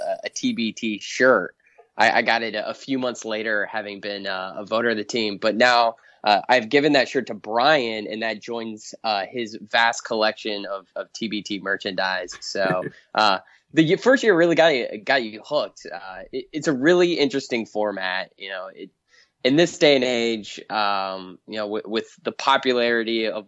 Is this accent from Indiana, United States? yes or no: yes; Indiana, United States; I'm from Indiana and I grew up a Purdue fan